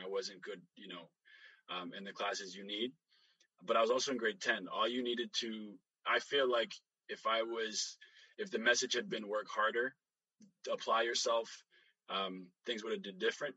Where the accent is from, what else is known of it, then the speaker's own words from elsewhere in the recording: Canada; when we immigrated here, I was five, super young. We grew up in the North End